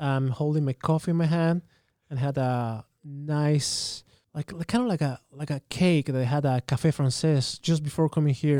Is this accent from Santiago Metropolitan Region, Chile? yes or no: yes; Santiago, Santiago Metropolitan Region, Chile; English is a second language; moved away as an adult; also born or lived in South Carolina / Japan; now in Saskatchewan, Canada; I'm born and raised in Santiago.